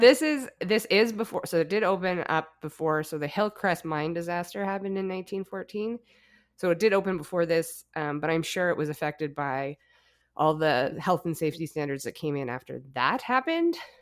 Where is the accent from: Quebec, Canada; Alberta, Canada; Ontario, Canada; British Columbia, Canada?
Alberta, Canada; growing up in Alberta, my grandpa was a coal miner